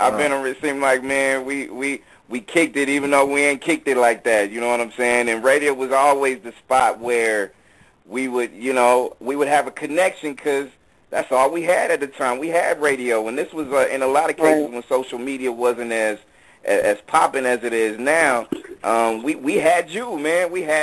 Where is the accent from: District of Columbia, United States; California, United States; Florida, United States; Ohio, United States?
California, United States; born and raised in the Bay.